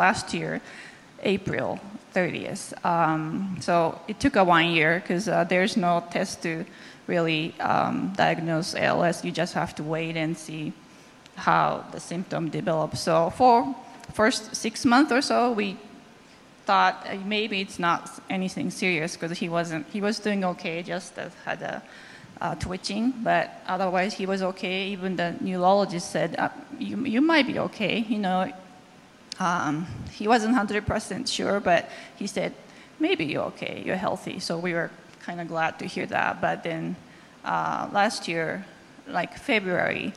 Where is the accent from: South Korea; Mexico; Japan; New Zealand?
Japan; English is a second language; moved away; I'm from Japan, and English is not my first language